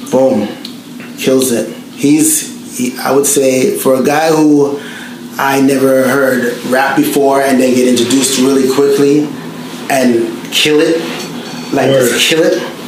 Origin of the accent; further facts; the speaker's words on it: Toronto, Ontario, Canada; moved away as an adult; also born or lived in Australia / New Zealand; I'm from Toronto